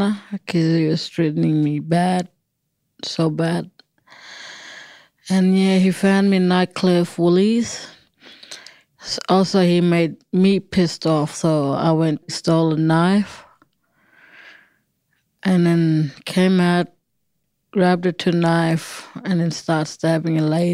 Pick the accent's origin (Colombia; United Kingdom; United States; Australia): Australia; Alice Springs, Northern Territory; I'm from Alice Springs in the middle of Australia.